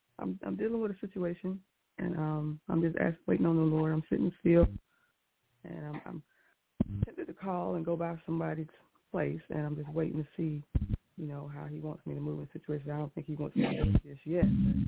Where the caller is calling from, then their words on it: South Carolina, United States; Hi, LaShun. … South Carolina.